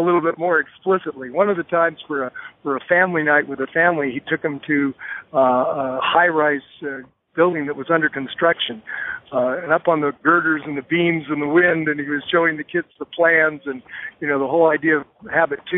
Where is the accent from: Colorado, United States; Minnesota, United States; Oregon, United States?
Colorado, United States; moved away as an adult; also born or lived in San Diego; I was from Colorado